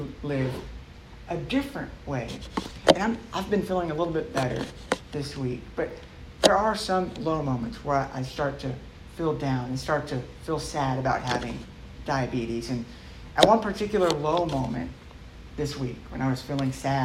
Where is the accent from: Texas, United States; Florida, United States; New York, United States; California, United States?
Texas, United States; Dallas; I grew up in Dallas